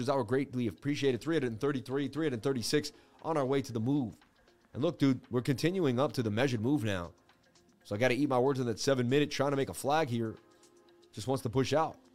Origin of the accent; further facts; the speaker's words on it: Boston, Massachusetts, United States; I grew up in Boston. I know everything about Boston.